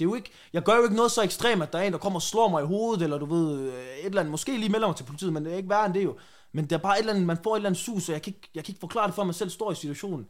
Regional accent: Randers, Central Denmark Region, Denmark; moved away as an adult; now in Aarhus, Denmark; jeg er egentlig bare vokset op i et stille og roligt område i Randers

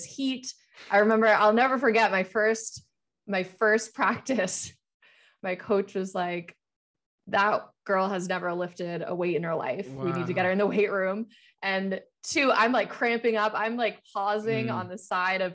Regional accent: New Hampshire, United States; also born or lived in Florida; I was in Florida at the time. We moved from Florida to where my parents live now in New Hampshire.

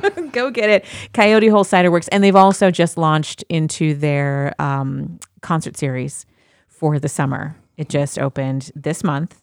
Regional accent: Midwest, United States; moved away; I grew up in the Midwest

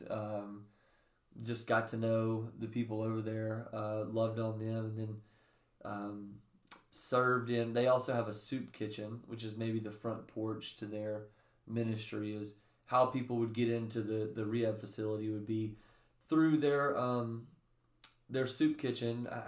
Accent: the Bible Belt in the South, United States; I grew up in the Bible Belt in the mm-hmm. South

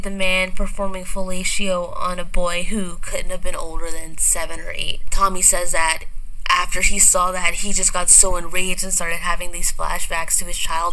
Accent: Arkansas, United States; I'm from Arkansas

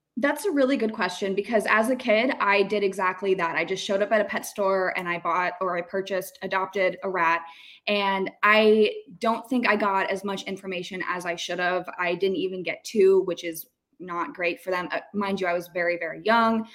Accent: Tampa, Florida, United States; I'm from Tampa. I've been here a very long time

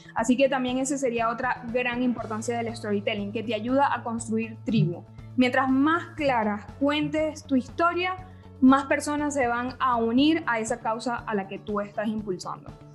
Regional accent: Venezuela; now in Argentina; yo como venezolana aprendí a tomar mate

